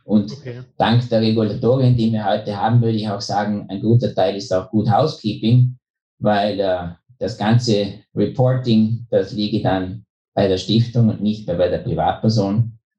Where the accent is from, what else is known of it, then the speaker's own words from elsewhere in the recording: Bregenz, Vorarlberg, Austria; moved away as an adult; also born or lived in Innsbruck / Vienna / New York; now in Liechtenstein; ich bin Österreicher, geboren gerade über der Grenze am Bodensee in Bregenz, war dann im Studium in Innsbruck